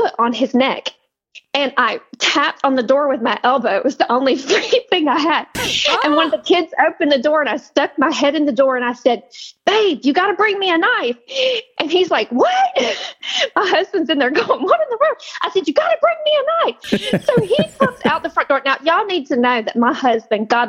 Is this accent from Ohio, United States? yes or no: no; the mountains of South Carolina, United States; now in Florida, United States; I was born and raised in the mountains of South Carolina.